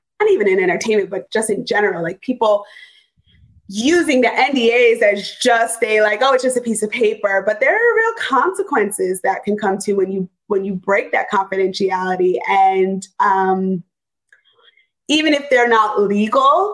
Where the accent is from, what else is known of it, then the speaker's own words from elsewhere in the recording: New York, United States; moved away as an adult; now in Los Angeles, United States; I was, you know, a New Yorker